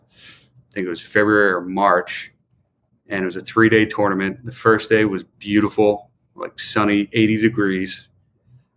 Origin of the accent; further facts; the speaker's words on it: Bermuda; growing up in Bermuda